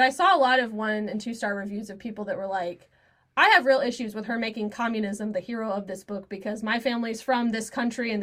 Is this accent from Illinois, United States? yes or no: no; Indiana, United States; I grew up in Indiana